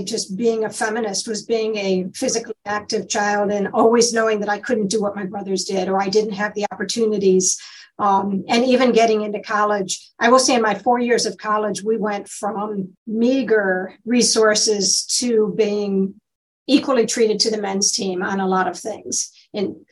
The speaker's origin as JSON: {"language": "English", "region": "Michigan", "country": "United States", "also_born_or_lived": "Ohio", "said": "I'm from Michigan"}